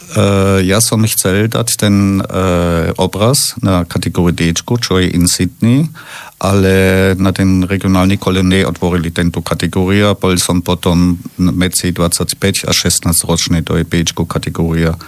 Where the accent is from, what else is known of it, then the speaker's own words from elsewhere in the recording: Bavaria, Germany; Slovak is a second language; moved away as an adult; now in Slovakia; u nás v Baborsku